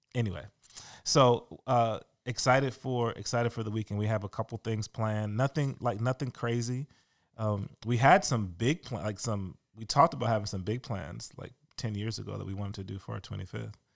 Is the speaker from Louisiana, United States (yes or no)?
yes; Louisiana, United States; I'm from Louisiana pretty much